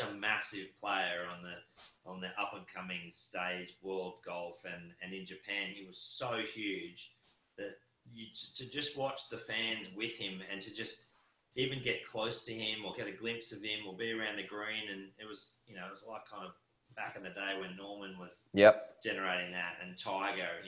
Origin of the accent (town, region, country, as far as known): Queensland, Australia